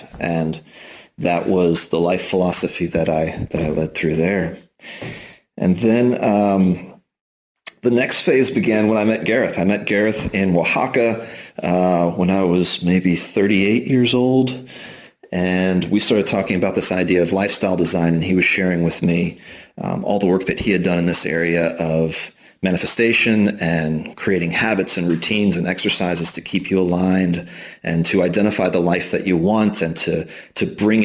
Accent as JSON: {"language": "English", "town": "Houston", "region": "Texas", "country": "United States", "tie": "born or raised there", "also_born_or_lived": "Austin, Texas", "moved": "as an adult", "lives_now": "Spain", "said": "I'm originally from Texas, grew up in Houston, went to school in Austin"}